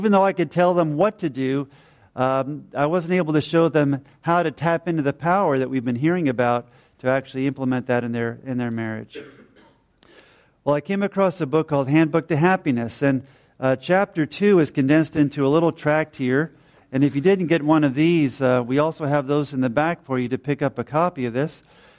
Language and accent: English; New Jersey, United States; also born or lived in Georgia, United States; now in Ireland; She's from Pennsylvania in the U.S. I was from New Jersey and later from Georgia.